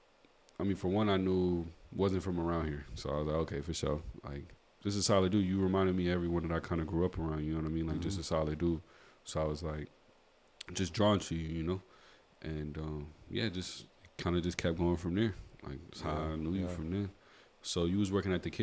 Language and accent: English; United States; now in Fort McMurray, Canada; being American